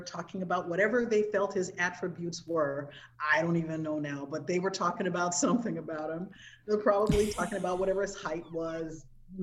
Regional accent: Southern California, United States; we're from Southern California

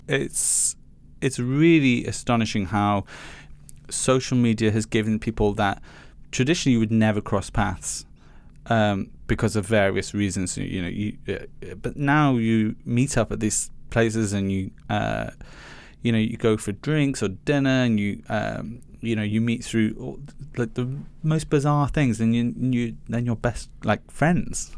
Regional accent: Liverpool, North West England, United Kingdom; I grew up in Chinese chippies, um, in Haitin, which is a suburb of Liverpool.

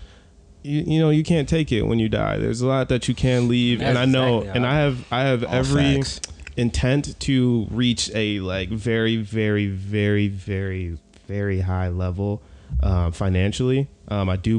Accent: Novi, Michigan, United States; we grew up in Novi

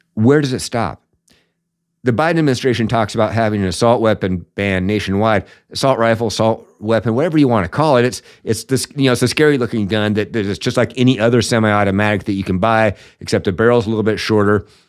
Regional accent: Washington, United States; the communist state of Washington here a little bit, which, as most of you know, is where I'm from

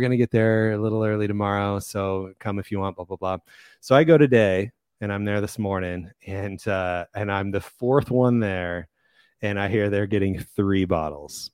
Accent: Kansas, United States; moved away as an adult; now in Arizona, United States; so I grew up in, uh, in Kansas. I, so I'm from Kansas. I moved to Arizona, which is where I live now

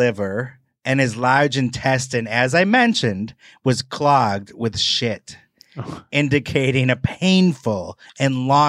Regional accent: Wisconsin, United States; I'm from Wisconsin.

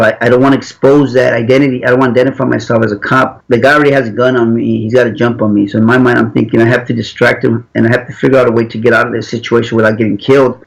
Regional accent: Los Angeles, California, United States; I grew up in Los Angeles.

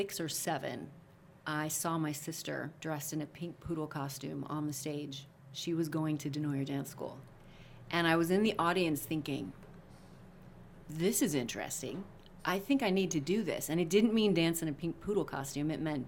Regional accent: Missouri, United States; And part of growing up in Missouri, because we often had floods, was when we used to do sandbagging.

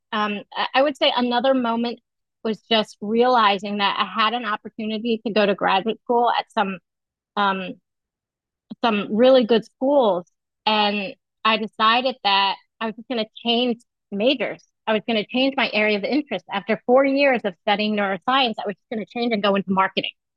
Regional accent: United States; I grew up in the United States, but uh, my family is very uh, um, we follow all the traditional um, celebrations that Vietnamese people celebrate

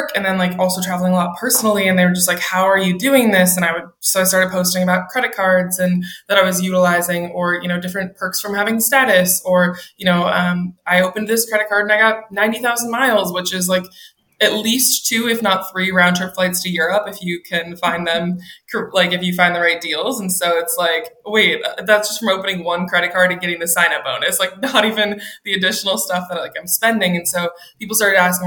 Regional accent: Minneapolis, Minnesota, United States; moved away as an adult; now in Seattle, United States; I'm from Minneapolis originally.

